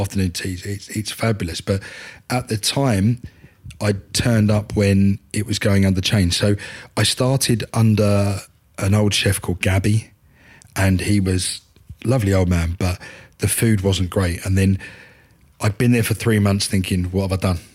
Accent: Upminster, East of England, United Kingdom; now in Tiptree, United Kingdom; I'm an Essex boy. Um, I'm originally from Upminster.

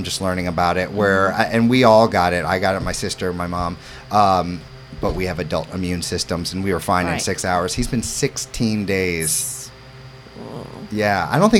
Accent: New York City, New York, United States; also born or lived in St. Louis, Missouri; I come from New York City. I lived in Florida. I'm a Midwestern boy in St. Louis, but all roads led to Hammonton.

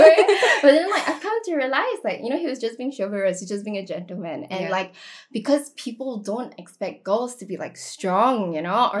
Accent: Singapore; I was from Singapore Chinese girls' school.

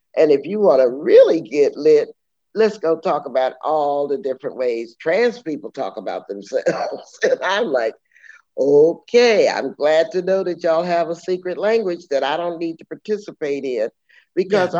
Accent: San Antonio, Texas, United States; I'm from San Antonio, Texas

